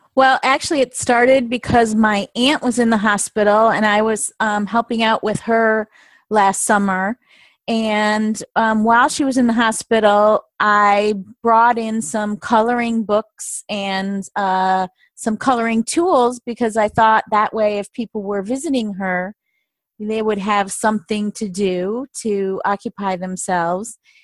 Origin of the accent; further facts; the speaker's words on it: Michigan, United States; moved away as an adult; also born or lived in the South / East Coast; I was born and raised in Michigan